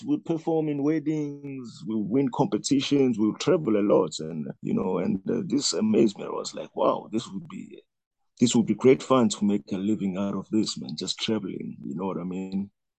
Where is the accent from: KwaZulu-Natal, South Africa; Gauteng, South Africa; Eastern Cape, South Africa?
KwaZulu-Natal, South Africa; KwaMashu; Okay, I was growing up in Kwa-Mashu.